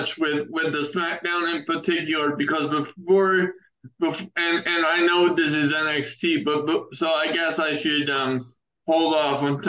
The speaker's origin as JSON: {"language": "English", "town": "Baltimore", "region": "Maryland", "country": "United States", "tie": "born or raised there", "said": "that's my hometown"}